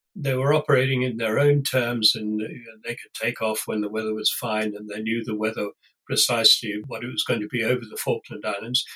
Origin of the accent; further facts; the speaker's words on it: Warwickshire, West Midlands, United Kingdom; I was brought up in Warwickshire in the centre of England.